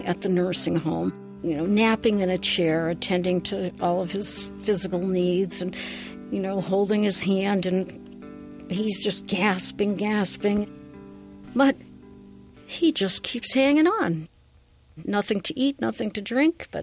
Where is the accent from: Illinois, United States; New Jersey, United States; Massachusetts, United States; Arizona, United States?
Massachusetts, United States; Worcester; moved away; I am originally from Worcester, Massachusetts